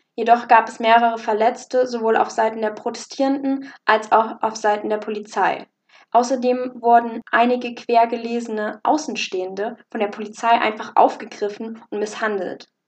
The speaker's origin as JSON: {"language": "German", "country": "Germany", "said": "bei uns in Deutschland"}